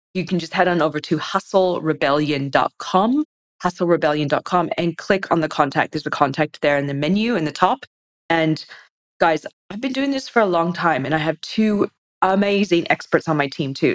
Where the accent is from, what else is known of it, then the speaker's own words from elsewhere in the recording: United States; moved away as an adult; now in Australia; I guess I'm American, but I've been in Australia since 2003.